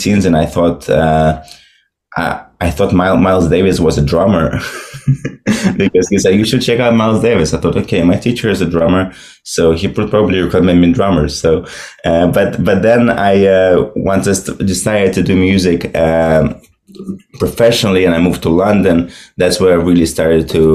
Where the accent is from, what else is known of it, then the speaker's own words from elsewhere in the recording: Moscow, Russia; moved away as an adult; now in Brooklyn, United States; So I was born and raised in Russia, in Moscow.